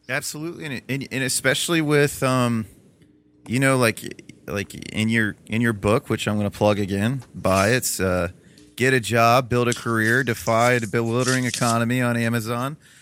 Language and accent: English; Toledo, Ohio, United States; I'm from Toledo, Ohio, which is still very much so blue collar